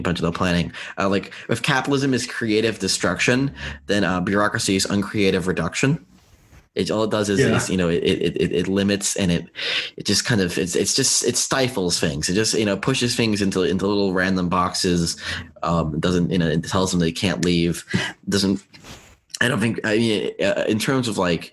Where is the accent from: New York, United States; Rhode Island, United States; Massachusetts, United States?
New York, United States; New York City; moved away; I don't live in New York, but I'm a New Yorker